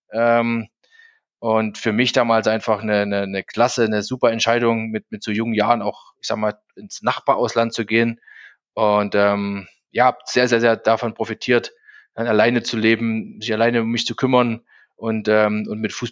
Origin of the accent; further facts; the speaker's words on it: Zwickau, Saxony, Germany; born there; now in Munich, Germany; ich bin 46, ähm, wohne jetzt in München, bin geboren in Zwickau in Sachsen.